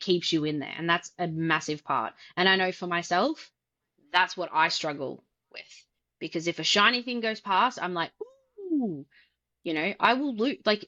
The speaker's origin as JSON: {"language": "English", "country": "Australia", "said": "I'm Australian"}